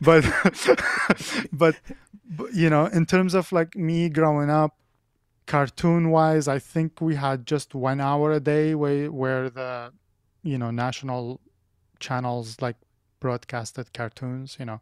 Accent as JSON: {"language": "English", "town": "Baghdad", "region": "Baghdad Governorate", "country": "Iraq", "tie": "born or raised there", "second_language": "English", "moved": "as an adult", "lives_now": "United States", "said": "I'm originally from Baghdad, Iraq"}